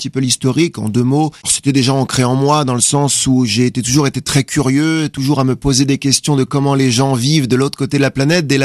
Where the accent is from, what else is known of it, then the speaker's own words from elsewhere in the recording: France; je suis français